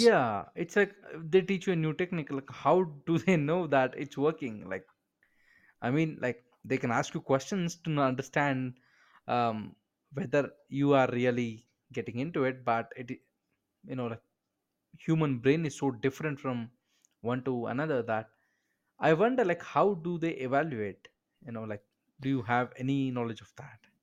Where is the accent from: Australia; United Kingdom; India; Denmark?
India; I'm from India